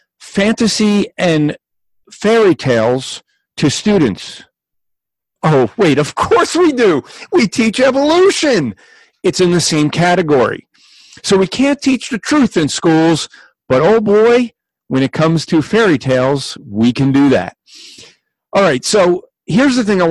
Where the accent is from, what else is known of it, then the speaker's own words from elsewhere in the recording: New Jersey, United States; I'm from Jersey, and this is the insanity of New Jersey